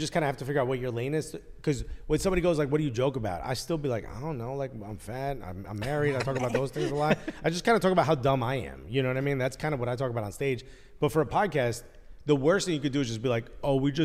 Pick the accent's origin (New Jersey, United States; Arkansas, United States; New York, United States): New Jersey, United States; Newark; I'm born and raised in Newark